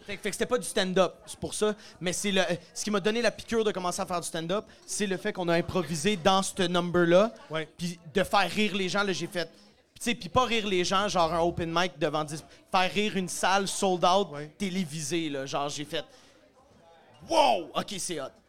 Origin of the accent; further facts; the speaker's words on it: Sainte-Thérèse, Quebec, Canada; moved away as an adult; now in Montreal, Canada; Je viens, de Sainte-Thérèse, sur la rive nord de Montréal, mais j'habite Montréal depuis une couple d'années